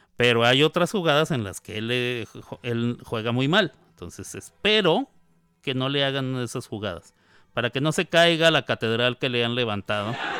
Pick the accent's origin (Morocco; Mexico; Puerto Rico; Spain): Mexico; somos mexicanos